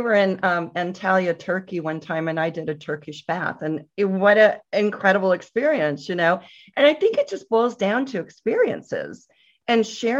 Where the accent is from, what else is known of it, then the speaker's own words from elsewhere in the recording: Northern California, United States; moved away as an adult; also born or lived in Atlanta; now in New York, United States; growing up in Northern California, you know, gravitated towards Napa, of course, when we were able to sip wine. And then I moved to Atlanta with Delta. I was transferred.